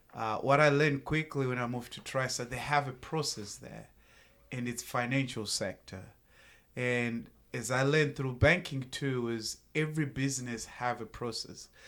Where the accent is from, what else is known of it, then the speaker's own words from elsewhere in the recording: Zimbabwe; moved away as an adult; also born or lived in Tennessee; now in United States; born and raised in Zimbabwe, moved to the United States of America, uh, back in two thousand eight